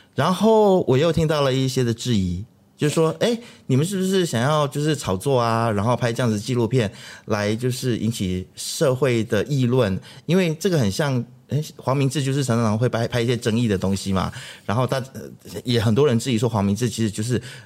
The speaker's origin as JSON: {"language": "Chinese", "country": "Taiwan", "tie": "born or raised there", "moved": "yes", "lives_now": "Malaysia", "said": "我在台湾长大"}